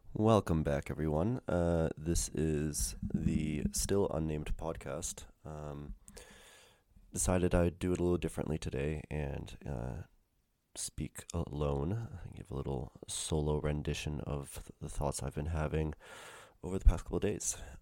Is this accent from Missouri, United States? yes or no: yes; St. Louis, Missouri, United States; moved away; back in my hometown in Saint Louis